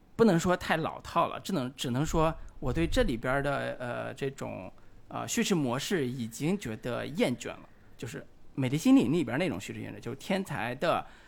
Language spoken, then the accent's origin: Chinese; China; 我们中国人